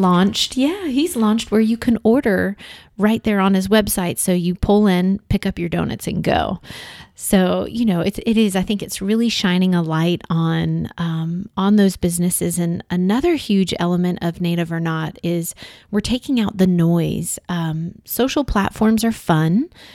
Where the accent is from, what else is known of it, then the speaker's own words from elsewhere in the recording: Huntsville, Alabama, United States; moved away as an adult; Huntsville is my hometown